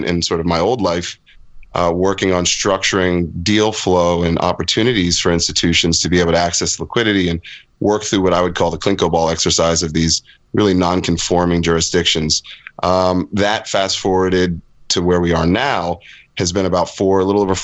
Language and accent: English; United States; moved away as an adult; also born or lived in London; I'm an American kid, but spent most of my career overseas in Europe, Middle East, Africa, parts of Latin America